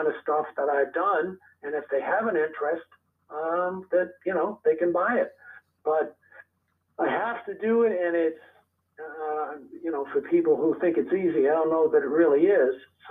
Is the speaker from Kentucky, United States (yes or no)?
no; Rhode Island, United States; moved away as an adult; also born or lived in New York City, New York; now in Massachusetts, United States; I was born in New York City. Okay. And I lived there for 6 years. And then my parents moved to Rhode Island. And basically, I grew up in Rhode Island.